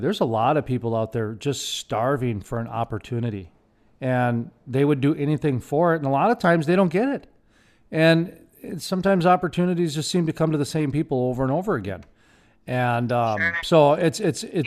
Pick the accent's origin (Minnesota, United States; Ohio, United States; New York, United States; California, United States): Minnesota, United States; Minneapolis; born or raised there; moved away; also born or lived in Fargo, North Dakota